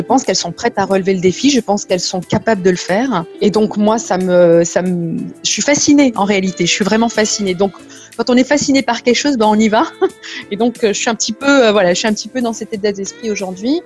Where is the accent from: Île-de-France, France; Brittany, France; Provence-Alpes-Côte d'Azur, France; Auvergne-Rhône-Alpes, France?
Auvergne-Rhône-Alpes, France; Saint-Étienne; also born or lived in Lyon; je suis née en France, dans la région stéphanoise, donc une petite ville à côté de Lyon. Et mes parents sont d'origine marocaine, de la région de Meknès. Voilà. J'ai grandi euh, donc à Saint-Étienne